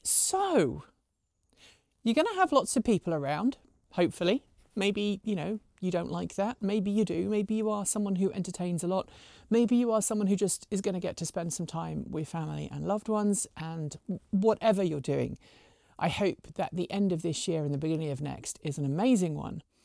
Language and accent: English; United Kingdom; also born or lived in Pacific Northwest; now in United States; I'm a Brit, we have turkey on Christmas Day